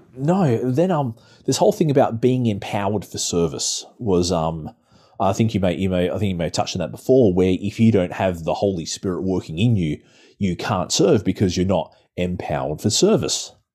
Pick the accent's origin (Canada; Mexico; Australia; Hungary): Australia; the church I used to be in back in my hometown